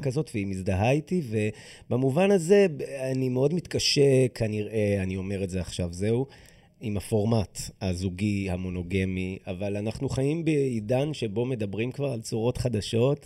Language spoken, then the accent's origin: Hebrew; Israel; אנחנו במדינה שבה השירות הזה הוא שירות חובה